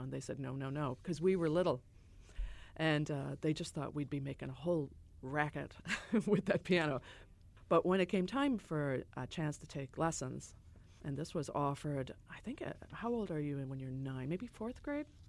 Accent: Chicago, Illinois, United States; I grew up on the South Side, as I said, and there was a great gang of people that were there that moved from Ireland including my parents

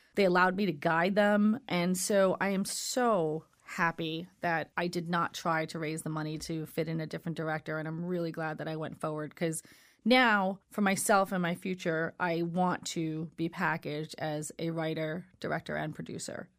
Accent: New York City, New York, United States; Brooklyn's my hometown

